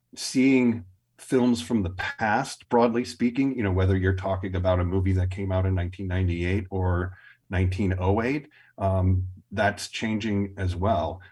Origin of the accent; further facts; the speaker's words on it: Milwaukee, Wisconsin, United States; growing up in Milwaukee